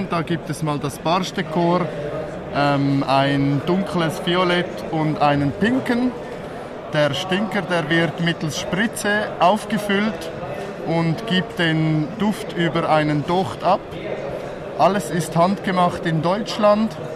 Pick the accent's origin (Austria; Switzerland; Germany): Switzerland; ich komme aus der Schweiz.